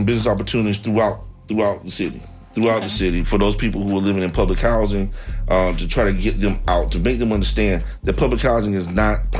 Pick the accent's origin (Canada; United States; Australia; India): United States; Tallahassee, Florida; also born or lived in Tampa; I am of Tampa, but I'm not born in Tampa. I was born in Tallahassee. But when I grew up in Tallahassee